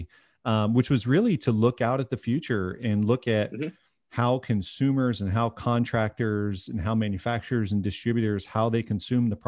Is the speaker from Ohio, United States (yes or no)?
yes; Ohio, United States; also born or lived in Michigan; I'm from Ohio. I actually was born in Michigan, but grew up in Ohio.